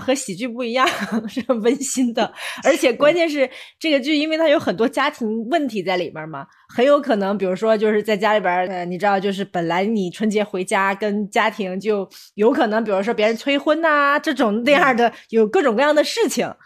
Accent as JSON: {"language": "Chinese", "country": "China", "said": "我们中国人那么，那么注重家庭观念"}